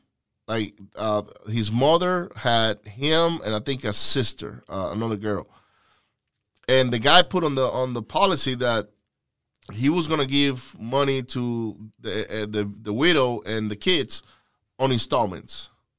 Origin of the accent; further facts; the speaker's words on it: Venezuela; English is a second language; because I was from, I'm from the West Coast in Venezuela.